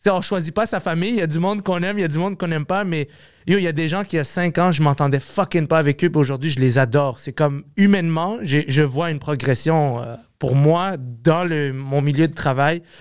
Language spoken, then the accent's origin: French; Montreal, Quebec, Canada; je viens de Ville-Saint-Laurent, là. Je viens d'à côté d'ici, là.